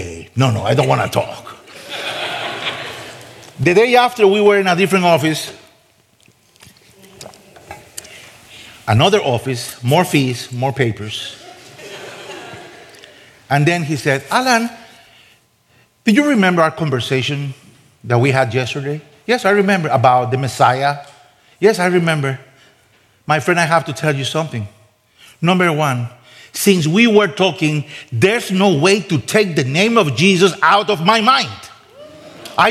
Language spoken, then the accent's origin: English; Costa Rica; moved away as an adult; I'm from Costa Rica. Nobody knows where my country is.